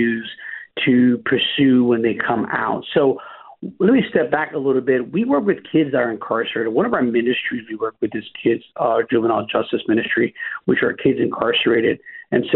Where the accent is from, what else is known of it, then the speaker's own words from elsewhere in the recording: New York City, New York, United States; from Brooklyn, New York. I'm born and raised